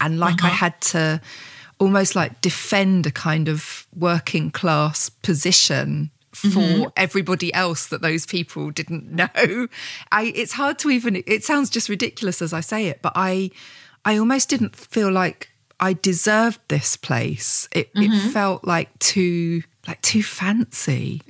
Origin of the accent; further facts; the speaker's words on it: Gravesend, South East England, United Kingdom; also born or lived in Medway Towns; now in Whitstable, United Kingdom; But I moved from the really working class area of Kent. Like I grew up in Gravesend and then the Medbury Towns. And I felt like a class traitor when I first moved here.